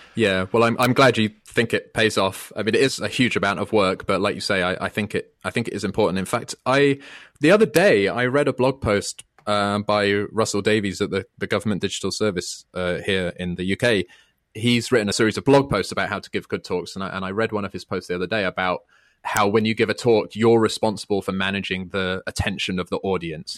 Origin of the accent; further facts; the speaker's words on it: United Kingdom; I'm British